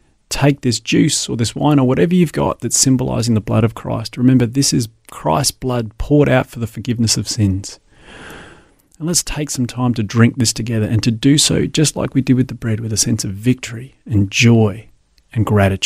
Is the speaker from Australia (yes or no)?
yes; Adelaide, South Australia, Australia; I grew up in Adelaide and attended the church that was at the end of our street.